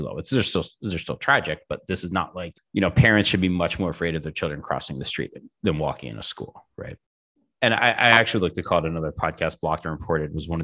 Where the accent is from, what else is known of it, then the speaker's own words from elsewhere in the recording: Northeastern United States, United States; I grew up in, I was born in 1980 in the Northeastern United States